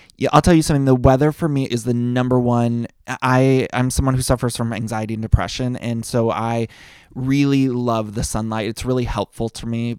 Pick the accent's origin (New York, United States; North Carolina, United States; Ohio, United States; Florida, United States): Ohio, United States; Solon; moved away as an adult; now in Los Angeles, United States; I grew up in Ohio, in Solon, Ohio, which is like a small town outside of Cleveland